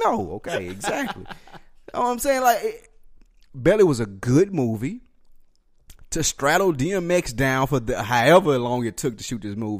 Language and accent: English; Nashville, Tennessee, United States; I'm from Nashville, so right. I'm saying from how I look at a Memphis motherfucker.